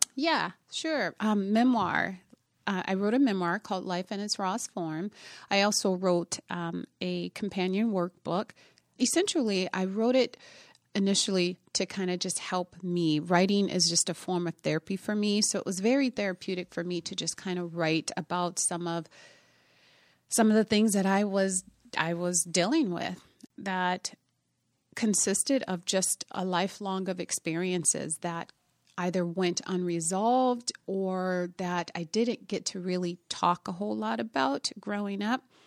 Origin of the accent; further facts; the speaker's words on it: Minneapolis, Minnesota, United States; also born or lived in Indiana; I'm originally from Indiana, um, but we moved to Minnesota when I was about, I was ten years old. and I grew up here in the Twin Cities